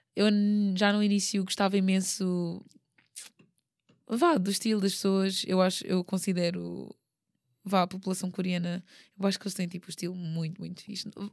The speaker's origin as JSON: {"language": "Portuguese", "country": "Portugal", "tie": "born or raised there", "also_born_or_lived": "South Korea", "moved": "as an adult", "said": "é o meu país, pronto, eu, foi onde eu cresci"}